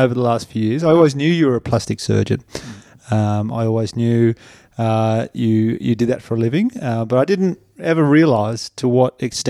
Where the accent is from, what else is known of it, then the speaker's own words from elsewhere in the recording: New South Wales, Australia; I grew up in New South Wales